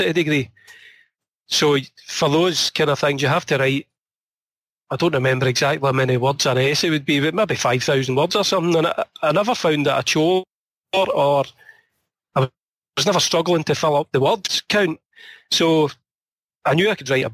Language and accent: English; Scotland, United Kingdom; born or raised there; also born or lived in Dumbarton